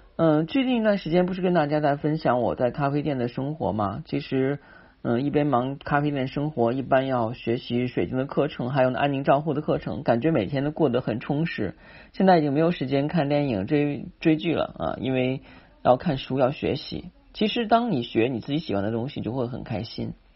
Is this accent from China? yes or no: yes; China; 我们中国人是讲气卖气场的